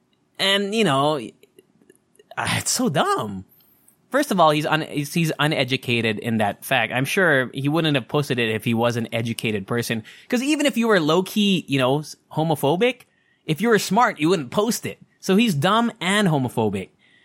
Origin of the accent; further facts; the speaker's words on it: Anchorage, Alaska, United States; born there; But I'm an Eskimo baby. I was born in Anchorage, Alaska.